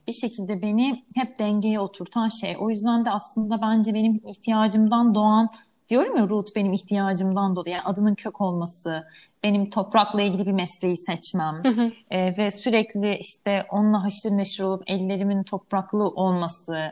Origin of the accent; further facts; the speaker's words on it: Istanbul, Turkey; İstanbul'da yaşıyorum, burada doğdum, büyüdüm.